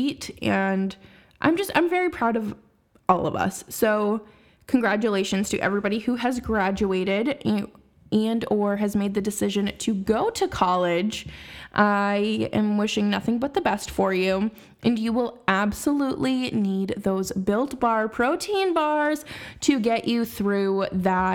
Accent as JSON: {"language": "English", "town": "Boston", "region": "Massachusetts", "country": "United States", "tie": "born or raised there", "said": "my hometown team"}